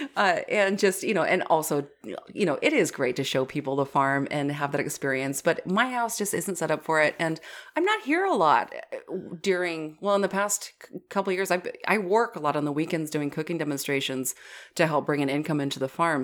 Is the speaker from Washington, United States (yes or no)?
yes; Washington, United States; moved away; my home state of Washington